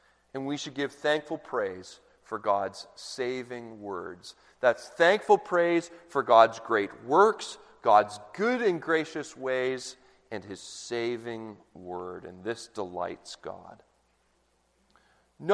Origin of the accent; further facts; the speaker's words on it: Canada; now in United States; I'm Canadian